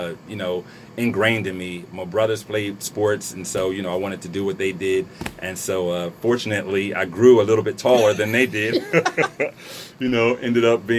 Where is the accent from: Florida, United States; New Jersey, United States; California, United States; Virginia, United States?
New Jersey, United States; Trenton; I'm born and raised in Trenton, New Jersey. I'm a Trentonian.